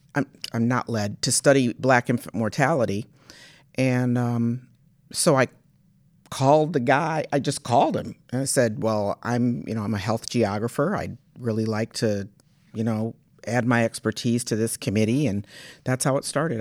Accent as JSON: {"language": "English", "town": "Washington", "region": "District of Columbia", "country": "United States", "tie": "born or raised there", "also_born_or_lived": "Michigan", "moved": "as an adult", "said": "my family's from Michigan, uh, but I, I grew up in Washington, D C, and, but came back to Michigan State, um, to go to college"}